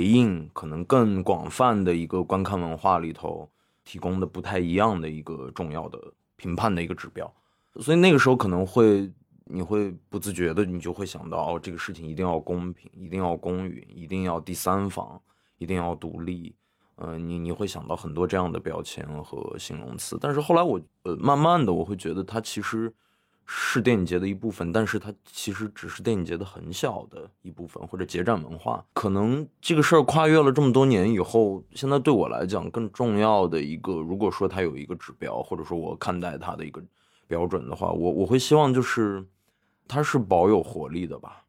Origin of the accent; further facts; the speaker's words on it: Xining, Qinghai, China; moved away; First这个电影节每年在西宁办嘛，然后我因为又是在那个地方从小长大的 所以有一些故乡情节，还有一些故土情节